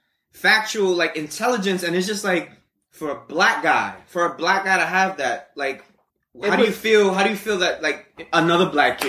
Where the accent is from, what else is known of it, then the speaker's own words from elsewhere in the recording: New York City, New York, United States; We grew up in New York City, possibly the biggest city, most well-renowned city